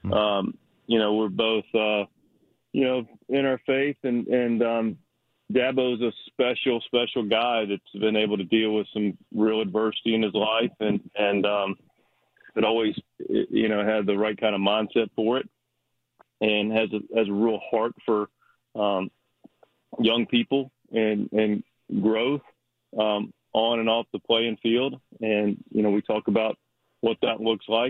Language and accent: English; Charlotte, North Carolina, United States; I was born in Charlotte, but grew up a Maryland fan